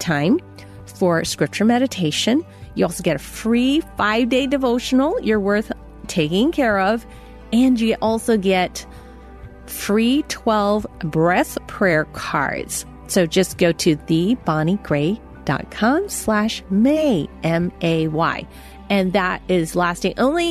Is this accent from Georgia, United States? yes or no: no; San Francisco, California, United States; I was born in San Francisco Chinatown